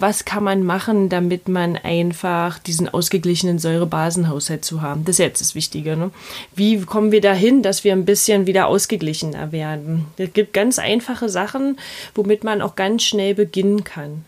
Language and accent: German; Berlin, Germany; accent: Berlinisch; nicht mehr ganz so Berlinern